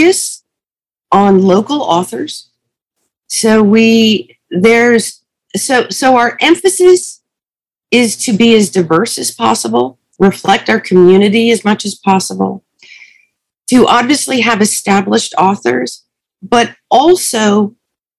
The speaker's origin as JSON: {"language": "English", "region": "Connecticut", "country": "United States", "tie": "born or raised there", "moved": "as an adult", "lives_now": "Los Angeles, United States", "said": "I grew up in Connecticut"}